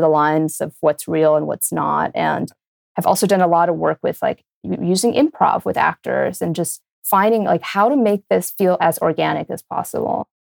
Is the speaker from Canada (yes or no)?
no; Brazil; moved away; also born or lived in New York; I grew up in Brazil